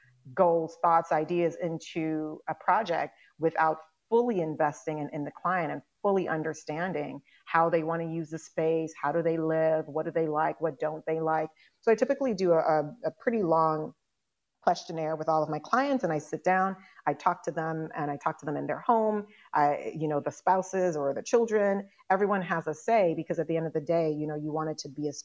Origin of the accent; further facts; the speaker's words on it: Chicago, Illinois, United States; also born or lived in Guyana; I was not born in Chicago. I was born in Guyana, and we moved to Chicago when I was 6 years old.